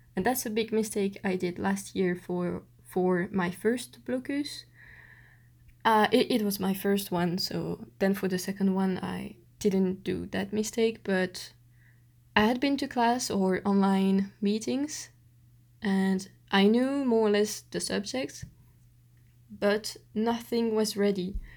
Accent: Belgium; accent: French Belgian; English is a second language; I've just got a big French Belgian accent

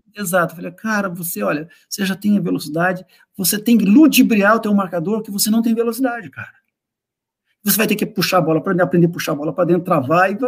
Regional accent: Brazil; nós, que somos brasileiros

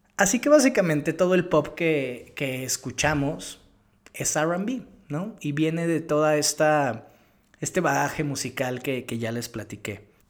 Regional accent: Mexico; como latino, crecido en Latinoamérica, en México

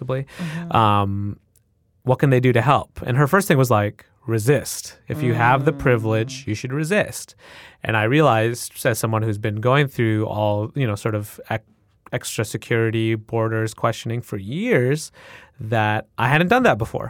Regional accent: United States; first language English; I'm experiencing as a U.S.-born person who speaks English really well. It's my first language.

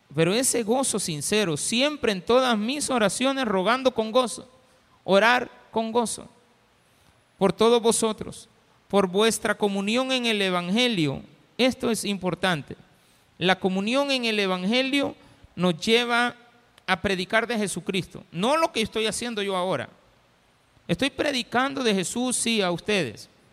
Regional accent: El Salvador; somos salvadoreños

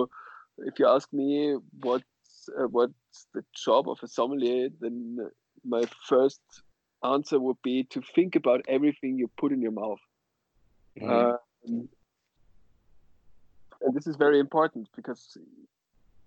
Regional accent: Austria; now in Berlin, Germany; I come originally from Austria. I live in Berlin, and I come from the mountainous western part of Austria.

